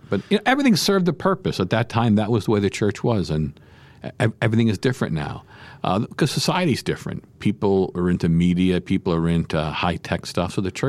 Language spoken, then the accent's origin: English; Dunmore, Pennsylvania, United States; My grandparents, they came over. They were here. Their parents came over from Calabria. They came, and then my mother and father, we grew up in the Bunker Hill section of Dunmore.